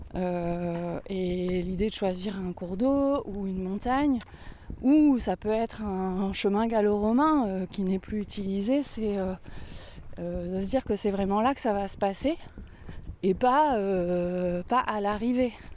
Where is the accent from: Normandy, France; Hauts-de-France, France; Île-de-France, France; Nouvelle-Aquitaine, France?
Nouvelle-Aquitaine, France; Angoulême; je suis je suis née je suis à Angoulême. ma mère est de Cognac, mon père est de Rochefort-sur-Mer